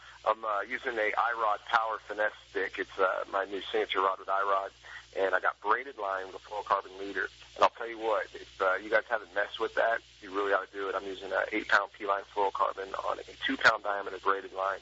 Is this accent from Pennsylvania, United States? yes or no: no; Clear Lake, California, United States; I grew up fishing in Clear Lake